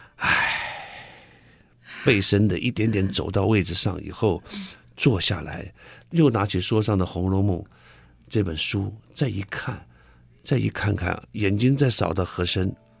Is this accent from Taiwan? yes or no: yes; Taiwan; accent: Taiwanese; 因为我们台湾有一个口音